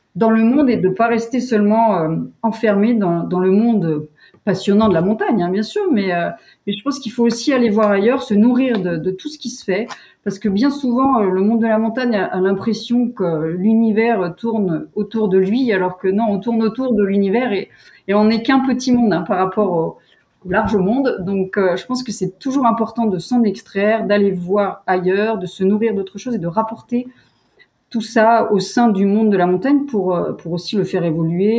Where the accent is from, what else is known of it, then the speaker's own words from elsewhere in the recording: Val d'Isère, Auvergne-Rhône-Alpes, France; moved away as an adult; also born or lived in Bourg-Saint-Maurice / Grenoble; je suis née à Bourg-Saint-Maurice et j'ai grandi à Val d'Isère